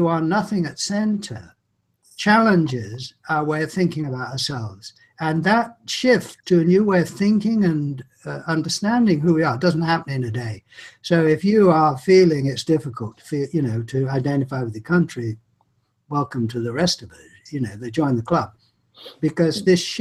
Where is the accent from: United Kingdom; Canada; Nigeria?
United Kingdom; England; I'm English